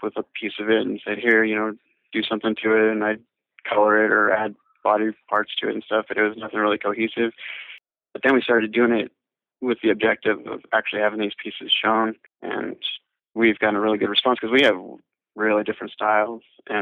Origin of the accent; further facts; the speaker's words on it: Long Beach, California, United States; moved away as an adult; now in Nevada, United States; I grew up down in the Lakewood Long Beach area.